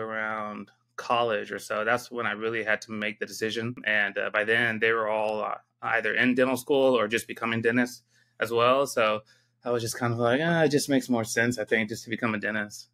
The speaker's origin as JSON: {"language": "English", "town": "San Diego", "region": "California", "country": "United States", "tie": "born or raised there", "also_born_or_lived": "Georgia / Michigan / Arizona", "moved": "as an adult", "lives_now": "Texas, United States", "said": "I was born and raised in San Diego."}